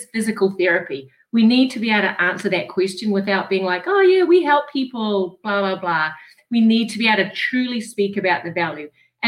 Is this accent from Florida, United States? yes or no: no; Rhode Island, United States; Well, I'm pleased that you realize I'm from Rhode Island